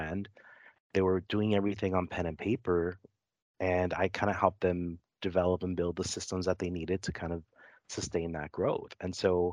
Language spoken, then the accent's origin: English; Los Angeles, California, United States; I grew up in Los Angeles. I grew up in a neighborhood called Lincoln Heights, which is kind of on the east side of Los Angeles, and first generation American.